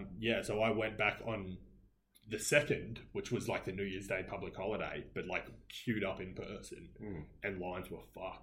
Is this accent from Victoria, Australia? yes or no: no; Gold Coast, Queensland, Australia; we're from the Gold Coast. We are but a small part of Australia.